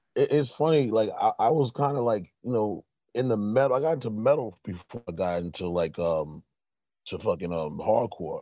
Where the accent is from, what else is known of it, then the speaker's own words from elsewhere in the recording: New York City, New York, United States; also born or lived in the South (family); now in Brooklyn, United States; I'm reporting from Brooklyn, but I'm from Corona, Queens